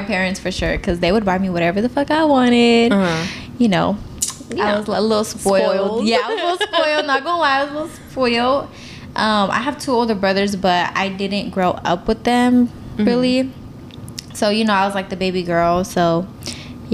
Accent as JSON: {"language": "English", "town": "Sacramento", "region": "California", "country": "United States", "said": "I am from South Sacramento"}